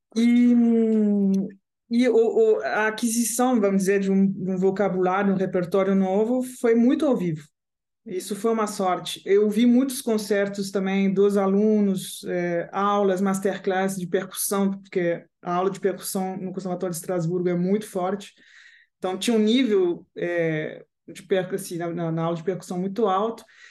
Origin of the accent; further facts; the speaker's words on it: Paris, Île-de-France, France; Portuguese is a second language; moved away; also born or lived in Caracas, Venezuela / Strasbourg, France; eu sou francesa, digamos assim. Eu nasci na Venezuela, mas cresci na França